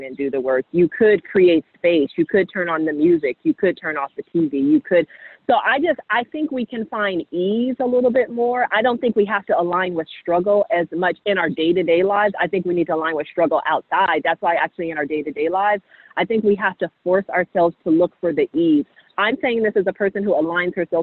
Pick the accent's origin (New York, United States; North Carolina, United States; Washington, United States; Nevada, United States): Washington, United States; Seattle; I grew up in Seattle